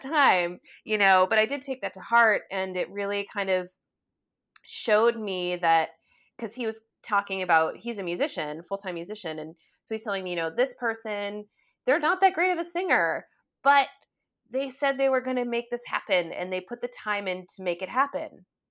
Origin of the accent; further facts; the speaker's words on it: United States; we are as an American, like, society